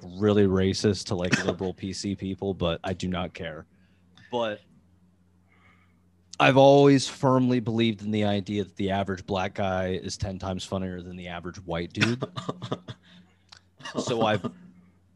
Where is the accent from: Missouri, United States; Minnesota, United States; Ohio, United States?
Ohio, United States; I'm from Ohio and there's a lot of racist here